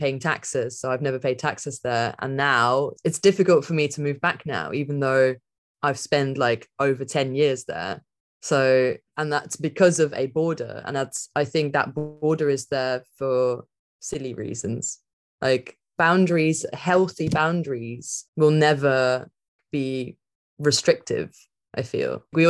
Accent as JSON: {"language": "English", "region": "England", "country": "United Kingdom", "tie": "born or raised there", "said": "So for me, there's like the village that I grew up in England."}